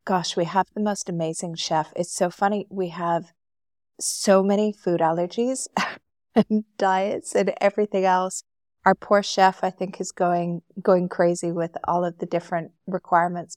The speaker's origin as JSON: {"language": "English", "town": "Calgary", "region": "Alberta", "country": "Canada", "tie": "born or raised there", "moved": "as an adult", "lives_now": "Dubai, United Arab Emirates", "said": "We grew up together in Calgary"}